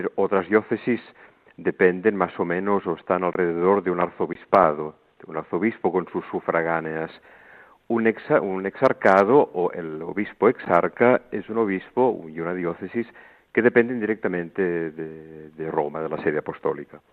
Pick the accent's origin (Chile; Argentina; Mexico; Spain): Spain; El Vendrell, Catalonia; born or raised there; moved away as an adult; also born or lived in Montserrat; now in Greece